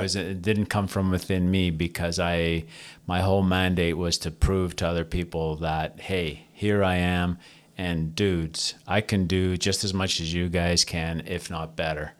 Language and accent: English; Toronto, Ontario, Canada; I was born and raised in Toronto, Ontario, Canada, uh, from a Greek family, Greek immigrant family